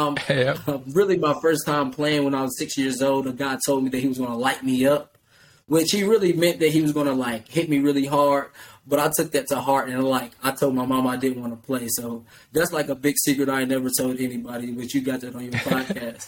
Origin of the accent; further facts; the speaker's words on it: Louisville, Kentucky, United States; I was from the West End of Louisville, Kentucky, which didn't have much